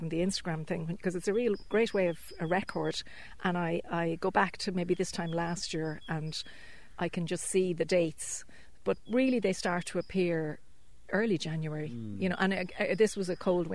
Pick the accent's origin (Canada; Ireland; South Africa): Ireland; moved away; I'm from Dunchocklan originally